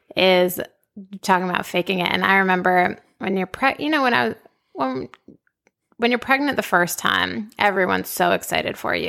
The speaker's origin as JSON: {"language": "English", "town": "Boston", "region": "Massachusetts", "country": "United States", "tie": "born or raised there", "also_born_or_lived": "upstate New York / Washington, D.C.", "moved": "as an adult", "lives_now": "Austin, United States", "said": "Originally, I'm from Boston. Grew up in Boston."}